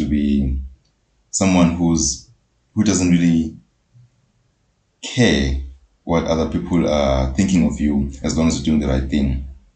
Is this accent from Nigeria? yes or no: no; South Africa; me being born and bred in Poetic, it's a township.